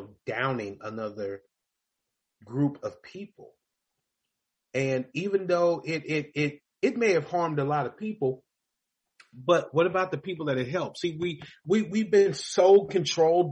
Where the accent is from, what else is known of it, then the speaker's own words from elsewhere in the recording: Louisville, Kentucky, United States; moved away; I grew up in Louisville, Kentucky.